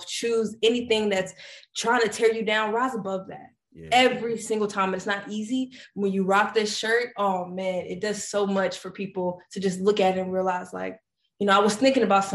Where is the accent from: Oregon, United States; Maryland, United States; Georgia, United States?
Georgia, United States; Decatur; I'm from Decatur, Georgia